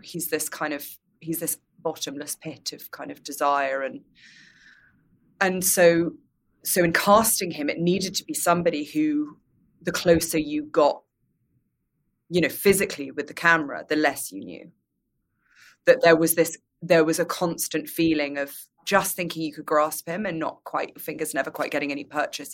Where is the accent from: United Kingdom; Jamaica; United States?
United Kingdom; as a British person